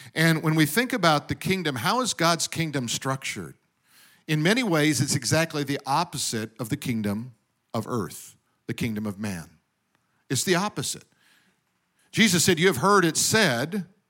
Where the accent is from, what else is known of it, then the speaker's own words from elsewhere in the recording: Denver, Colorado, United States; now in California, United States; I was born in Denver, grew up in snow.